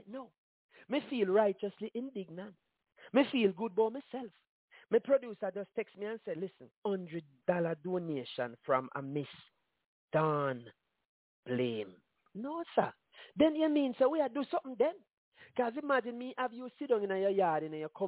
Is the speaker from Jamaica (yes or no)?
yes; Jamaica; I'm from Jamaica